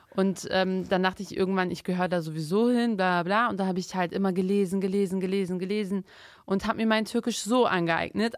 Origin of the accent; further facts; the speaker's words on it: Bremen, Germany; also born or lived in Turkey; ich komme aus Bremen. Bremen ist rot